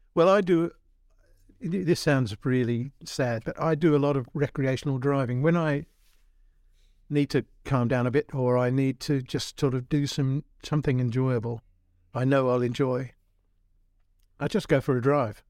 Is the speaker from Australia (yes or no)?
yes; Australia; moved away; I was born in Aus-, middle of Australia where everybody had a ute